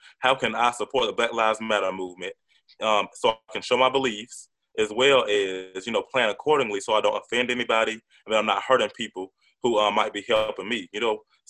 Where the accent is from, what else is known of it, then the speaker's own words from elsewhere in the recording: Atlanta, Georgia, United States; because I'm from Atlanta